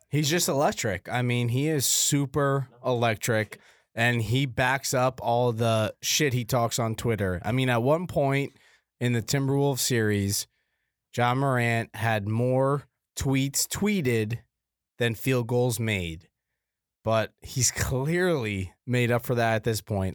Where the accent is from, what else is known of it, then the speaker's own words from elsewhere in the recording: Canada; moved away; I'm Canadian.